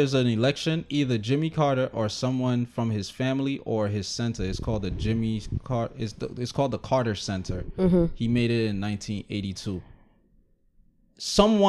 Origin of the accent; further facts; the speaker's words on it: Jamaica; So now, as a Jamaican, you're looking at it as like it's our Jamaicans that's fucking it up.